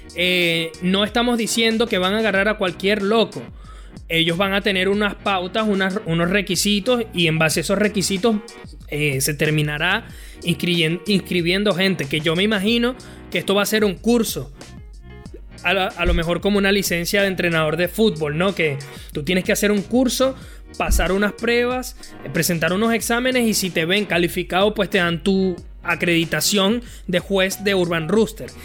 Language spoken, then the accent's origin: Spanish; Venezuela; yo como venezolano